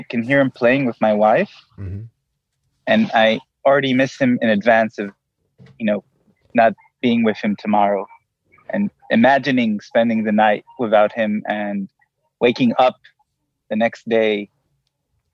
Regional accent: Israel; English is a second language; I'm from Israel

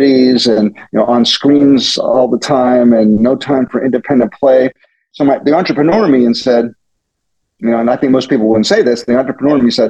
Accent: Pittsburgh, Pennsylvania, United States; born or raised there; now in Silicon Valley, United States

